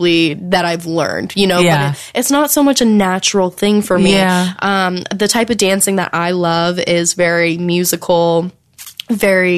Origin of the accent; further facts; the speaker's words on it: the South, United States; growing up in the South